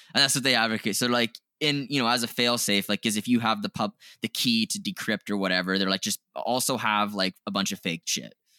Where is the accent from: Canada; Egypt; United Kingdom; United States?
Canada; we're Canadian, we're not familiar with, uh, the U S history as much, like, we're not taught it in our education system